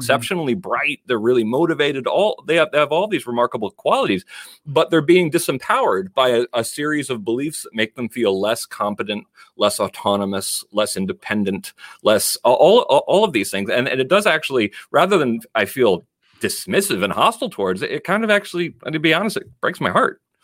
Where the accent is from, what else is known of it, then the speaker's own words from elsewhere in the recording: Danbury, Connecticut, United States; moved away as an adult; also born or lived in San Francisco, California; I'm actually from Danbury, Connecticut, but I grew up in an, in a neighborhood where they, a lot of the other kids were either first generation like I am